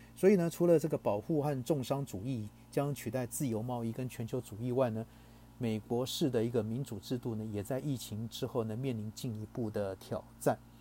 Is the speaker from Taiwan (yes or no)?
yes; Taiwan; 我们台湾人讲就是什么带赛带到啊